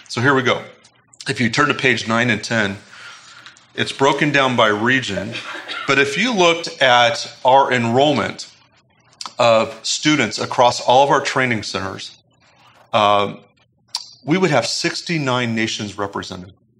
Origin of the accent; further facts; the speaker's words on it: United States; as Americans